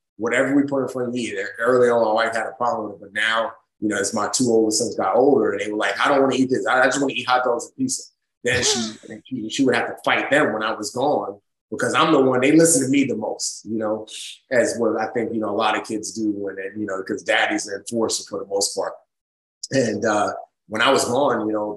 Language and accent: English; New York City, New York, United States; also born or lived in Nigeria; growing up in the Bronx